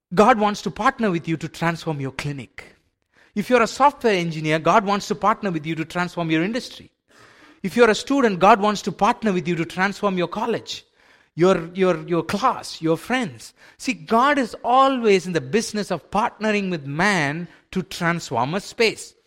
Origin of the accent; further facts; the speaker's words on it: India; I grew up in India in a, in a faith where we were so used to sacrifices